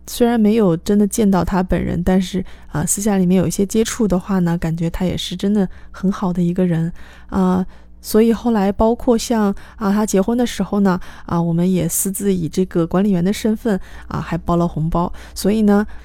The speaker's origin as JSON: {"language": "Chinese", "country": "China", "said": "我们中国人学，啊 任何一种外语，一个比较严重的语调问题"}